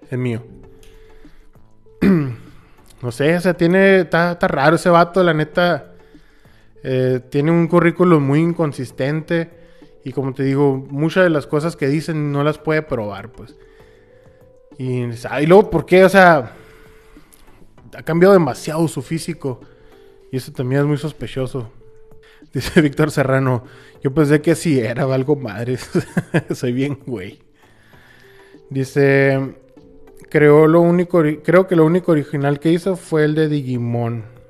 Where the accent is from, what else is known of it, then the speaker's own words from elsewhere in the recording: Hermosillo, Sonora, Mexico; Hermosillo, Sonora, México.